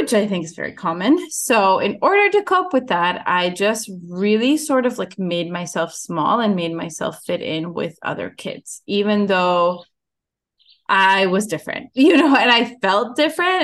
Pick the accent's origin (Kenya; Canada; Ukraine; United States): Ukraine; moved away; I was born in Ukraine